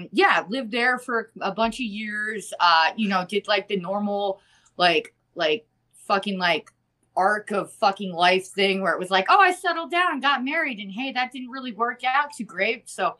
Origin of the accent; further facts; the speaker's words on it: New York, United States; moved away as an adult; also born or lived in Colorado; now in Madison, United States; I'm from New York originally. Okay. I was born outside of Queens, kind of like on the border of Queens and Long Island, right there.